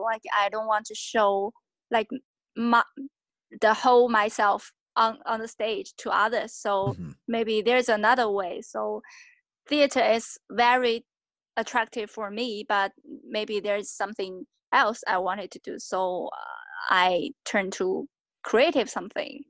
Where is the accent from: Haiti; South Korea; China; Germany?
China; also born or lived in United Kingdom; now in Shanghai, China; I'm from China.